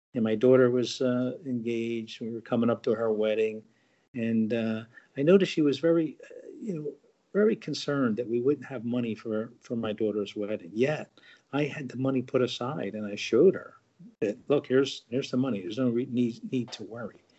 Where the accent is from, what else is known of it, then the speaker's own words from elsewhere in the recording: New Jersey, United States; also born or lived in Marshall Islands; I've been New Jersey born and raised all my life, other than you know a year in the uh, Marshall Islands.